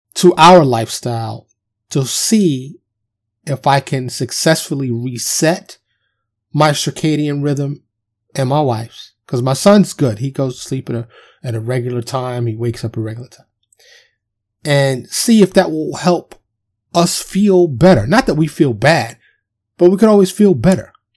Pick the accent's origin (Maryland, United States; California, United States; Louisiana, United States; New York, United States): New York, United States; New York City; I was born and raised in, in, in Manhattan, Upper Manhattan, otherwise known as Harlem and the Bronx